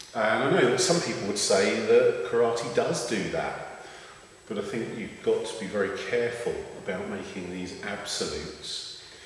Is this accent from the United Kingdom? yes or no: yes; London, United Kingdom; I was born in London, England, and so my pronunciation is bound to be a little bit tainted